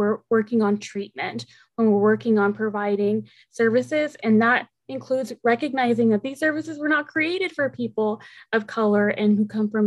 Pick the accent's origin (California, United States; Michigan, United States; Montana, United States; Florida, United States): California, United States; Oceanside; first language Spanish; English is a second language; I was also born and raised in Oceanside, and my first language was Spanish